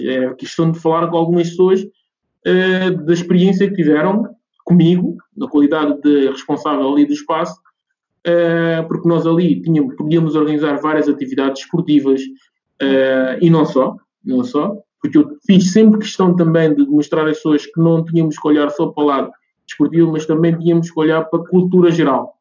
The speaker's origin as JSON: {"language": "Portuguese", "country": "Guinea-Bissau", "tie": "born or raised there", "moved": "yes", "lives_now": "Oeiras, Portugal", "said": "a minha terra natal, que é Guiné-Bissau"}